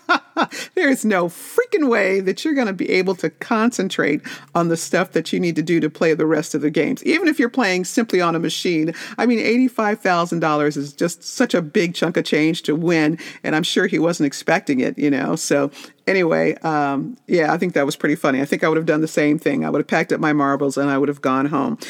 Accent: Las Vegas, Nevada, United States; I'm from Vegas

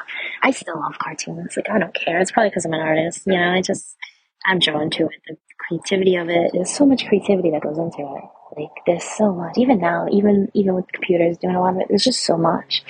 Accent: Rhode Island, United States; I'm from Rhode Island. It's like the freaking pinky fingernail of the United States.

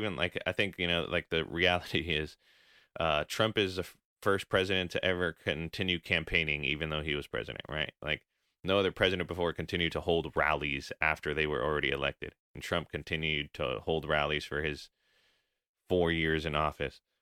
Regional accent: United States; having grown up here

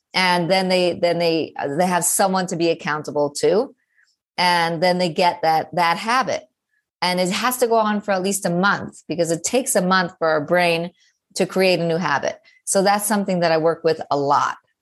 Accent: New York City, New York, United States; I'm clearly a New Yorker

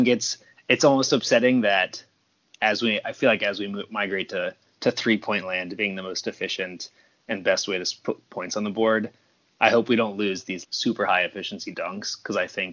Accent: Savannah, Georgia, United States; moved away as an adult; also born or lived in Atlanta; I grew up in Savannah and then moved to Atlanta when I went to Georgia Tech.

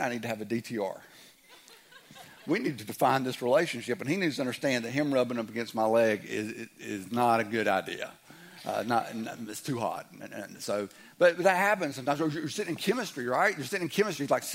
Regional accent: the South, United States; I'm from the South

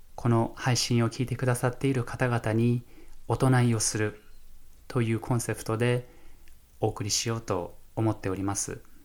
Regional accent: Fukushima, Japan; moved away as an adult; now in Minnesota, United States; 私は日本出身福島県の出身でして

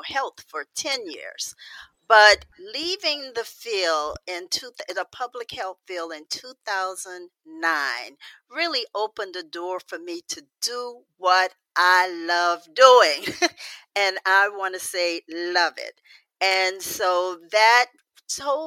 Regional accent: New Orleans, Louisiana, United States; grew up in New Orleans around a very large extended family

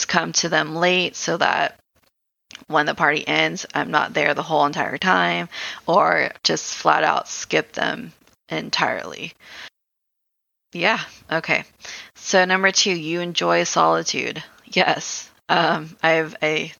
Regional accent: Philippines; I'm Filipino

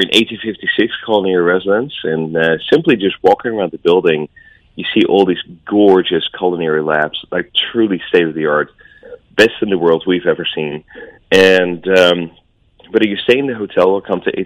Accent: Netherlands; moved away; I'm from Holland.

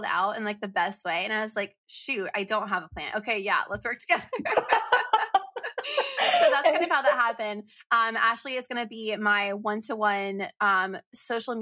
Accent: Florida, United States; moved away; we're both from Florida, have Florida in our histories

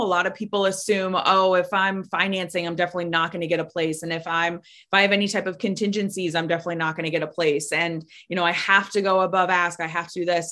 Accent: Florida, United States; born or raised there

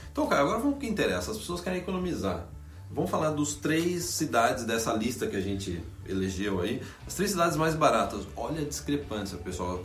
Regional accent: Brazil; also born or lived in Vancouver area, Canada; now in Vancouver, Canada; nossa infância no Brasil

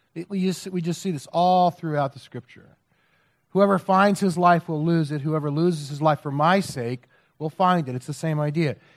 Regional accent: United States

